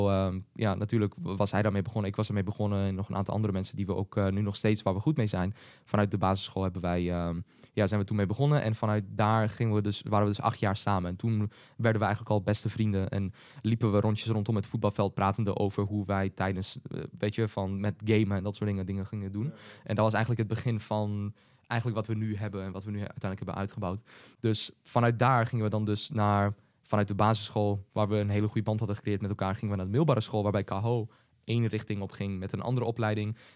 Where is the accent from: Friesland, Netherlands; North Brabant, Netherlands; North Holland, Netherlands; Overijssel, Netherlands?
Overijssel, Netherlands; Hengelo; we zijn allebei geboren in Hengelo, geboren en in Hengelo.